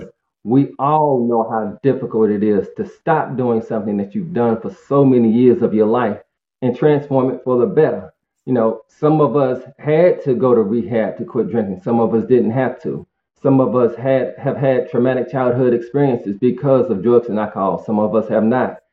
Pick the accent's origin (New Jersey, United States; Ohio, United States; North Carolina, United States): North Carolina, United States; Greensboro; I'm from Greensboro, North Carolina, and uh, born and raised in a two-parent working class family home.